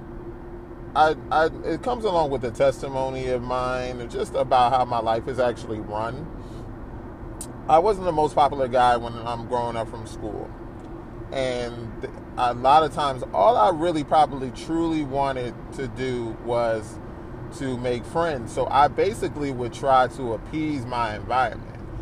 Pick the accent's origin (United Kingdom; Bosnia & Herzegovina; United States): United States; New Jersey; also born or lived in Philadelphia; we moved over to South Jersey to a wonderful church where most of my rearing of church was in, and that is most of my upbringing